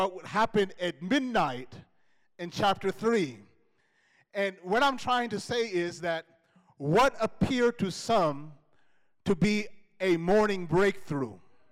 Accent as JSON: {"language": "English", "country": "United States", "tie": "born or raised there", "moved": "yes", "said": "growing up in the States"}